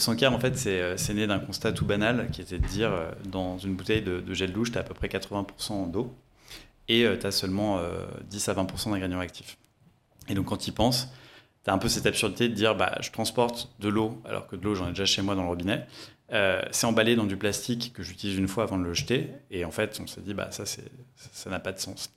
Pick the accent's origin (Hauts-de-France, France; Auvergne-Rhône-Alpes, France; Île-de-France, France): Auvergne-Rhône-Alpes, France; Lyon; je suis né à Lyon